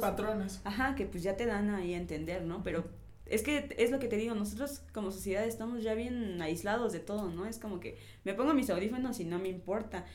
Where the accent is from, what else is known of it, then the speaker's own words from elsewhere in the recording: Mexico; Como mexicanos